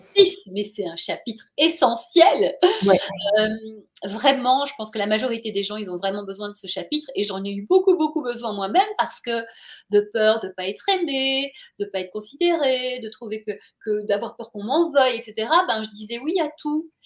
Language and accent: French; Brussels, Brussels-Capital Region, Belgium; moved away as an adult; also born or lived in Paris; j'ai grandi à Bruxelles